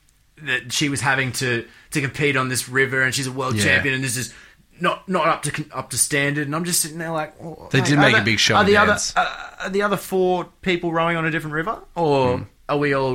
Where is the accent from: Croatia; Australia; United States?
Australia; as an Australian